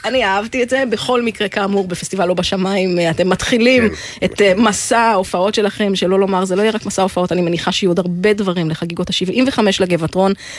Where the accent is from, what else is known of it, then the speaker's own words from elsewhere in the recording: the Valley, Northern District, Israel; moved away; אני במקור מהעמק